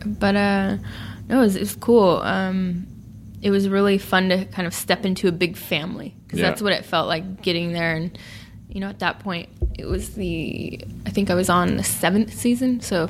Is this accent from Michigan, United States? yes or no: no; Sacramento, California, United States; living and working in my hometown in Sacramento.